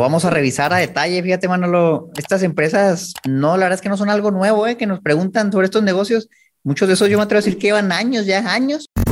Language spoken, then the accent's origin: Spanish; Chihuahua, Mexico; yo soy de Chihuahua